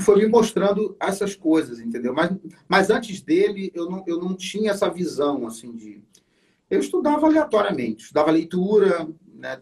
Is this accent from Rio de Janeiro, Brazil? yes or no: yes; Niterói, Rio de Janeiro, Brazil; eu sou de Niterói